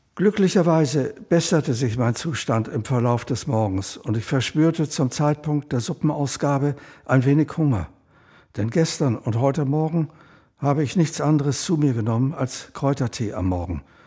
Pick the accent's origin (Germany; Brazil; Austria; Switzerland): Austria; Vienna; 1936 geboren in Wien